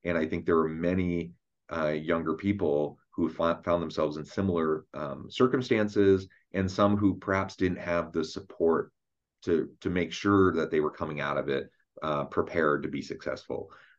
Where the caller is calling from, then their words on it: Utah, United States; I'm joining us from south of Salt Lake City in Utah.